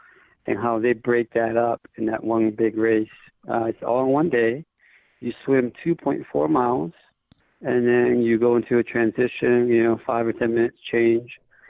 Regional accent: Honolulu, Hawaii, United States; My home, you want to call it home duty station, my hometown is Honolulu, Hawaii.

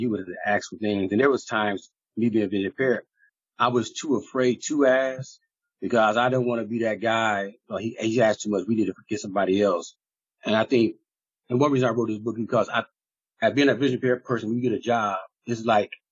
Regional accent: Ohio, United States; I grew up here in Ohio

